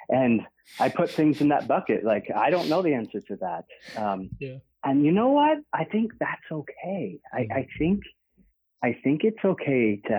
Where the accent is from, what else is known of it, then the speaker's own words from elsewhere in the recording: Oxford, South East England, United Kingdom; born there; and that was kind of like a homecoming for me because I was born in Oxford. So it's great going back.